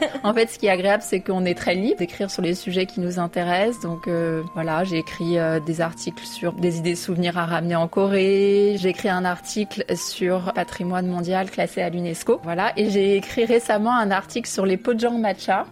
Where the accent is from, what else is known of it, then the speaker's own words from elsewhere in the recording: Paris, Île-de-France, France; moved away as an adult; now in South Korea; j'ai grandi à Paris dans le 13e arrondissement qui est le quartier chinois